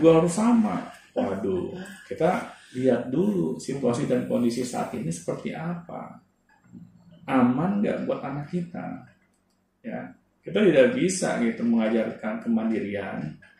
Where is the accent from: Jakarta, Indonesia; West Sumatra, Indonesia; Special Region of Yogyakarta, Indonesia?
Jakarta, Indonesia; dulu saya sekolah di daerah Blok M